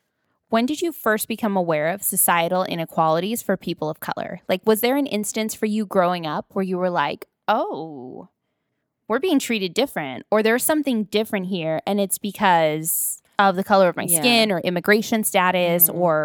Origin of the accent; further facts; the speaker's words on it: Paramount, California, United States; I grew up in Paramount, North Long Beach, where everybody is Mexican and related to each other, right?